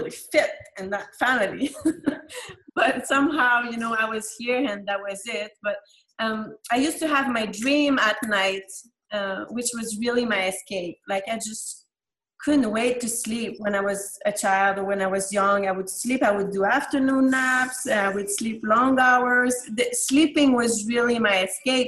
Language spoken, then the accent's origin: English; Quebec, Canada; English is a second language; moved away; mainly I grew up in Canada, in the French part, which is called Quebec